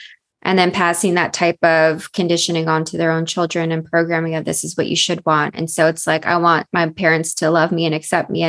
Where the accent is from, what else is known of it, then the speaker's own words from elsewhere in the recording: Philippines; And then me being Filipino in Asian culture, we have to be very deferential to elders because they know better.